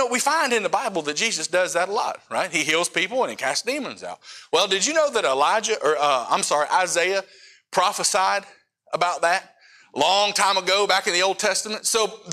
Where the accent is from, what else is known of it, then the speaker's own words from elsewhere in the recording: West Virginia, United States; So I come from West Virginia. I grew up poor.